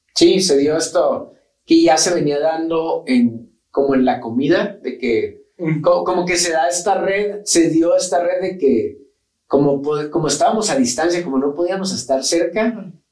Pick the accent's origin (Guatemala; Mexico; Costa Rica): Mexico; somos mexicanos y aquí estamos